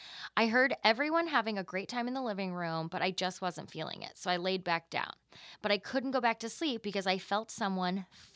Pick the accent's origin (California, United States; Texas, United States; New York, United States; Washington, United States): Texas, United States; I keep them private because I'm from Texas.